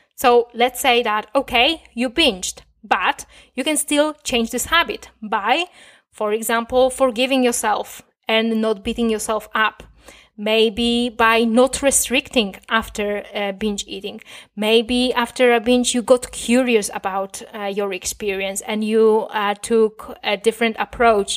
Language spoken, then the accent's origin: English; Poland; first language Polish; English is a second language; I was raised in Poland. Most of my years on this planet, I spent talking, uh, and thinking in Polish